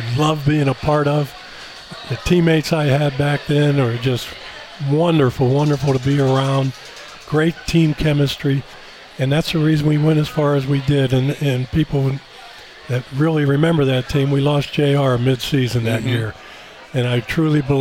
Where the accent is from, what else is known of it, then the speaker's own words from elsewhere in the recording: Pittsburgh, Pennsylvania, United States; I grew up, as you said, in Pittsburgh